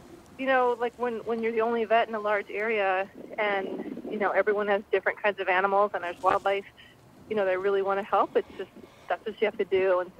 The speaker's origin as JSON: {"language": "English", "region": "Indiana", "country": "United States", "tie": "born or raised there", "said": "I grew up in Indiana, so, you know, there'd be raccoons and skunks and who knows what."}